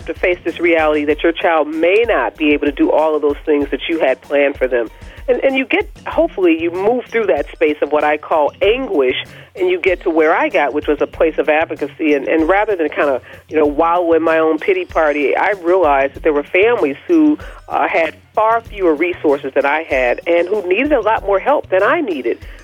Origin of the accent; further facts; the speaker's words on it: Midwest, United States; I'm from the Midwest